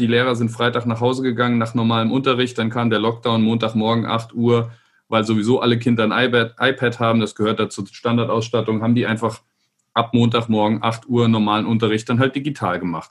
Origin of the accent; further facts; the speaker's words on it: Rhineland-Palatinate, Germany; ich bin in Rheinland-Pfalz aufgewachsen